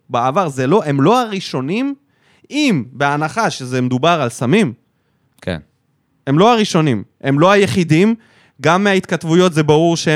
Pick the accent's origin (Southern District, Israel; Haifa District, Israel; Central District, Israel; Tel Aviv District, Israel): Southern District, Israel; North Dalet, Sanhedrin; אני גדלתי בצפון ד' בסנהדרין